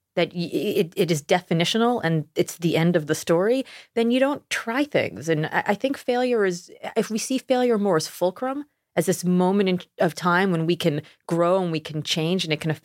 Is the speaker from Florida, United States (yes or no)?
yes; Miami, Florida, United States; moved away as an adult; also born or lived in Austin; I grew up in Miami.